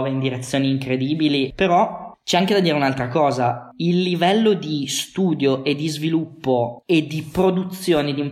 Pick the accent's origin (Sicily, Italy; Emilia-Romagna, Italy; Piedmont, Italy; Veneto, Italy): Piedmont, Italy; also born or lived in Luxembourg / Forlì / Berlin; now in Turin, Italy; io sono nato in Lussemburgo